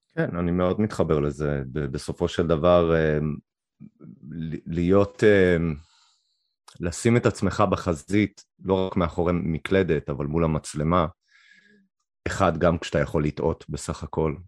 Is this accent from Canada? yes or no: yes; Canada; moved away as an adult; now in Israel; גדלתי שם עד גיל אפשר להגיד מגיל שמונה פחות או יותר, עם און אנד אוף עד גיל 21